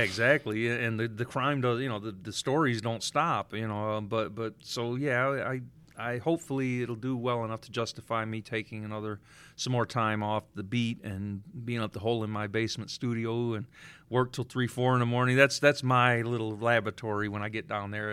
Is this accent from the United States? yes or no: yes; Detroit, Michigan, United States; I grew up in the Cass Corridor before they called it Midtown in the seventies.